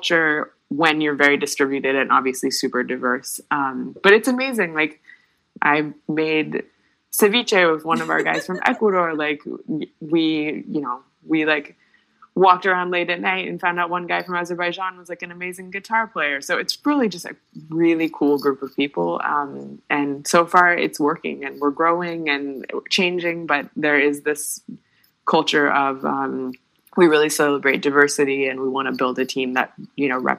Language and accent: English; United States; as an American